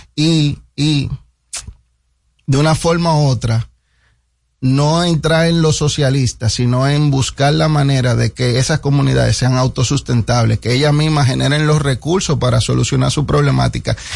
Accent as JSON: {"language": "Spanish", "country": "Dominican Republic", "said": "100% dominicano"}